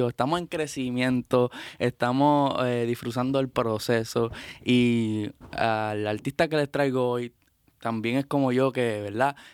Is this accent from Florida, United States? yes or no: yes; Doral, Florida, United States; born or raised there